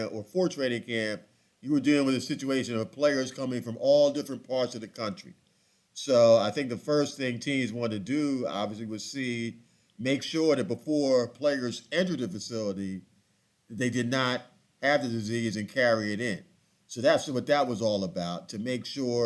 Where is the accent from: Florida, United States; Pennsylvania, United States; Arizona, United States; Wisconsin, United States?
Pennsylvania, United States; Philadelphia; moved away; I grew up in Philadelphia